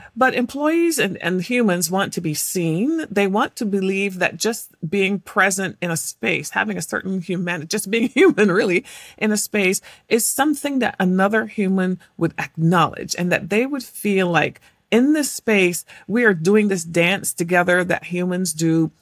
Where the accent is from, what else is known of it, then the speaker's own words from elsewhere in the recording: England, United Kingdom; moved away as an adult; I was born in England and I had this particular accent